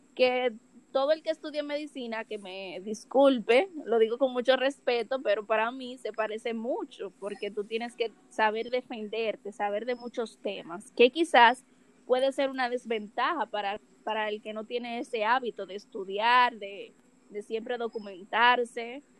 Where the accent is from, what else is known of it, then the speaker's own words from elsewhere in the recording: Dominican Republic; Soy de República Dominicana, 22 años